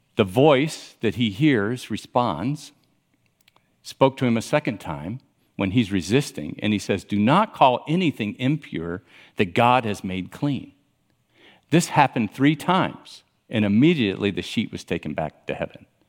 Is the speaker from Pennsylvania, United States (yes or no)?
no; Miami, Florida, United States; I grew up in Miami